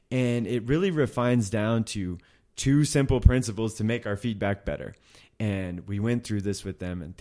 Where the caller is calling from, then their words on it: Munich, Bavaria, Germany; I'm from Munich, Germany.